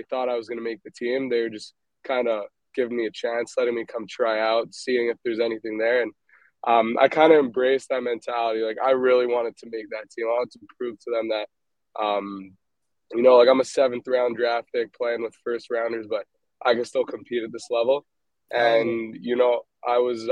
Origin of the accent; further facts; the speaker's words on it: Montreal, Quebec, Canada; growing up in Montreal, growing up in Canada